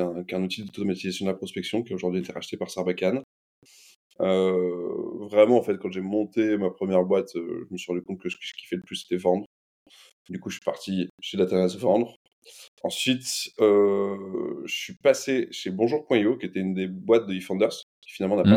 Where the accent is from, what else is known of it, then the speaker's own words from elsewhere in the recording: Lyon, Auvergne-Rhône-Alpes, France; j'ai grandi à Lyon